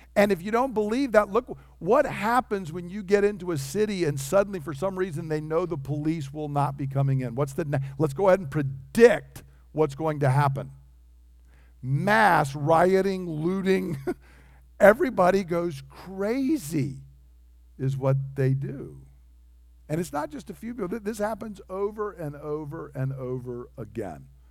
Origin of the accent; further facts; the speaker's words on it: United States; I'm an American